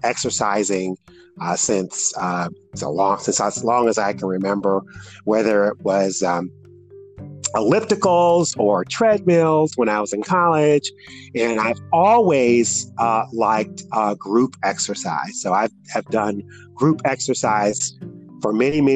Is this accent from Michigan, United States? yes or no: yes; Detroit, Michigan, United States; moved away as an adult; now in Indianapolis, United States; I'm originally from Detroit, Michigan, and I came to the Indianapolis area through a job